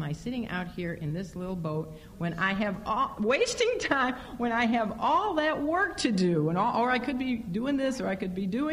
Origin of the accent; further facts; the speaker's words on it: Chicago, Illinois, United States; moved away; growing up in Chicago